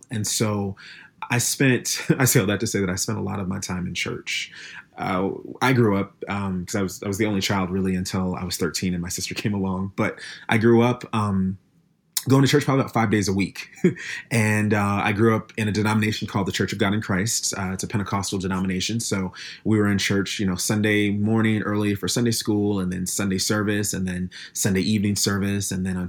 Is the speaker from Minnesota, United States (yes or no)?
yes; Minneapolis, Minnesota, United States; I grew up in Minneapolis, Minnesota. Not specifically in Minneapolis. I grew up in a suburb of Minneapolis.